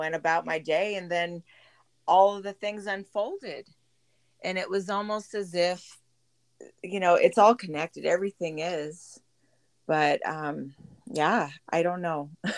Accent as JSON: {"language": "English", "town": "Boise", "region": "Idaho", "country": "United States", "tie": "born or raised there", "also_born_or_lived": "San Diego, California", "said": "I grew up here. I wasn't born here. I was born in San Diego. But my dad is from Idaho, so we moved back up here in 85. And I'm grateful that I was able to grow up here."}